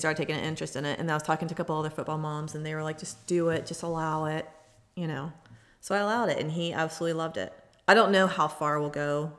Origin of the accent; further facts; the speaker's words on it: Georgia, United States; I grew up on Bill Murdoch Road. I didn't have a neighborhood.